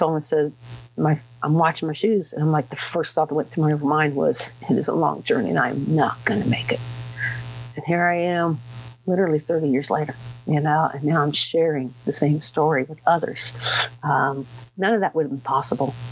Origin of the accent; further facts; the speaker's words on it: Dayton, Ohio, United States; moved away; I was raised down in Dayton, Ohio